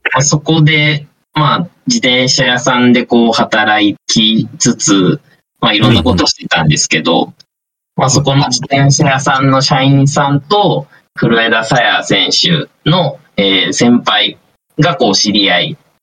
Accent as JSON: {"language": "Japanese", "region": "Toyama", "country": "Japan", "tie": "born or raised there", "said": "僕、富山県の出身なんですけど"}